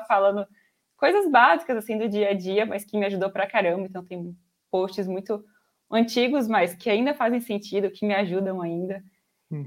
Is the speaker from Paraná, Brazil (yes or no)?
no; Araçatuba, São Paulo, Brazil; eu sou de Araçatuba, interior de São Paulo. É, nasci aqui, moro aqui